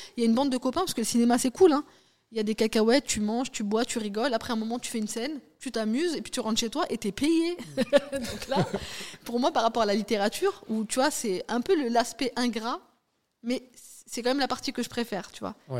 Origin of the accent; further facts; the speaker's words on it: France; on est en France, c'est la loi du sol. Hmm. Donc, de fait, on est français